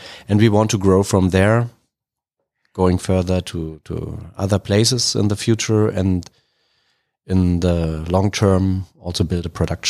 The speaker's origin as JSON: {"language": "English", "region": "Berlin", "country": "Germany", "moved": "as an adult", "lives_now": "Charlotte, United States", "said": "So I'm from Berlin."}